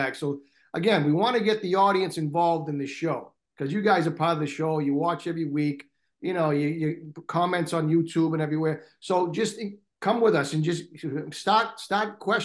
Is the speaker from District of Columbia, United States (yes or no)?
no; Boston, Massachusetts, United States; I'm from Boston